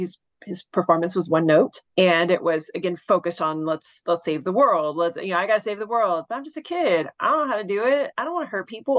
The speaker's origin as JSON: {"language": "English", "region": "Texas", "country": "United States", "accent": "southern", "said": "I am from Texas"}